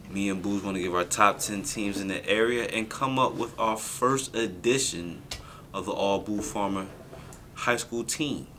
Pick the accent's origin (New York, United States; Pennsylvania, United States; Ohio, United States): Pennsylvania, United States; Philadelphia; I'm from Philly